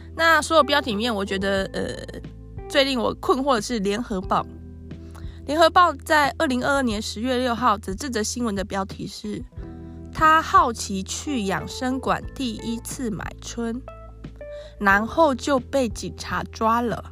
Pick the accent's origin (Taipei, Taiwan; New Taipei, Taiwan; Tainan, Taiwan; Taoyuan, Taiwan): Tainan, Taiwan; Yongkang; also born or lived in Xinhua, Tainan; 我其实是土生土长在地的台南人，小学以前是住在新化，然后小二搬家到永康